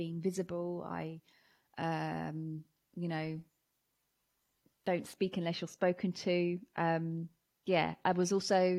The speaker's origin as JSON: {"language": "English", "town": "Watford", "region": "East of England", "country": "United Kingdom", "tie": "born or raised there", "said": "I grew up in Hertfordshire. I mean, in Watford, Hertfordshire specifically."}